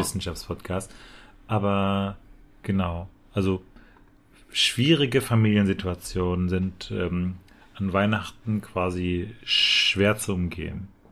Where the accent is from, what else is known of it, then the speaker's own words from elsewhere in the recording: Dortmund, North Rhine-Westphalia, Germany; ich bin in Dortmund aufgewachsen